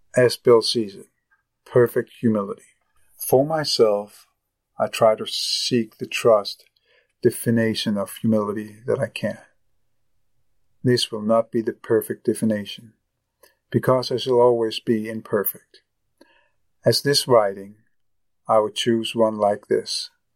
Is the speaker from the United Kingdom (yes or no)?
no; Copenhagen, Capital Region of Denmark, Denmark; I am from Copenhagen, Denmark